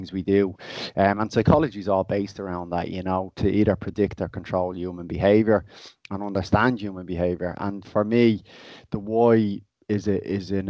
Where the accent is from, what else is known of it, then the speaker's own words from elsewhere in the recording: Dublin, Leinster, Ireland; I'm from Inchicore originally myself